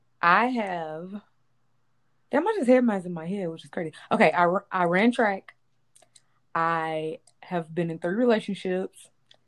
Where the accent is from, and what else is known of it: Louisville, Kentucky, United States